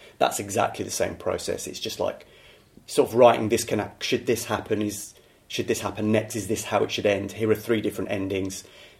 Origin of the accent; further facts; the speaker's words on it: London, United Kingdom; born there; Well, I'm from... I was born in King's College Hospital.